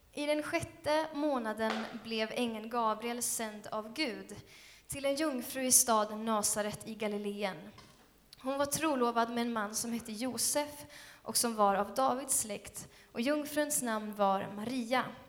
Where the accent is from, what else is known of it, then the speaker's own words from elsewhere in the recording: Skövde, Västra Götaland, Sweden; Skövde är min hemstad också